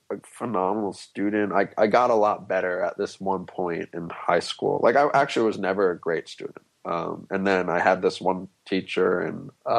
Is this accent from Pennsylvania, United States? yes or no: no; Manhattan, New York, United States; As me being an odd kid out in school, or as me growing up in Manhattan?